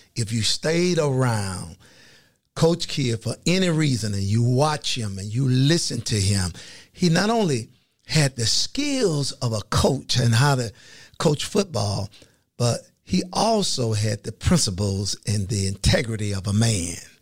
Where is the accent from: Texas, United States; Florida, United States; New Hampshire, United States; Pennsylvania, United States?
Florida, United States; Fort Pierce; I grew up in a place called Fort Pierce, Florida, agriculture city on the east coast of Florida.